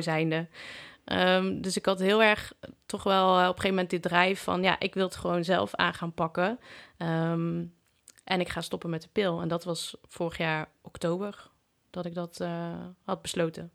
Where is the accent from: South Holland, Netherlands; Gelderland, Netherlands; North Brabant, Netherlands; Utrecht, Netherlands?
North Brabant, Netherlands; Breda; Ik kom uit Breda